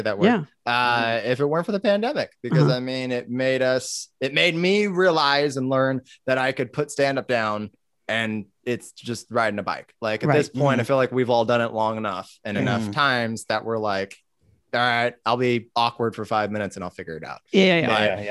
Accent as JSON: {"language": "English", "town": "Vallejo", "region": "California", "country": "United States", "tie": "born or raised there", "said": "growing up in Vallejo and it being a rough town"}